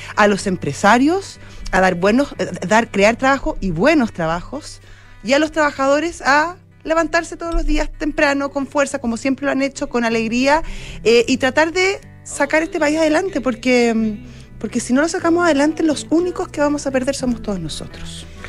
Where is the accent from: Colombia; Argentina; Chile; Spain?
Chile; todavía tengo confianza eh, en mi país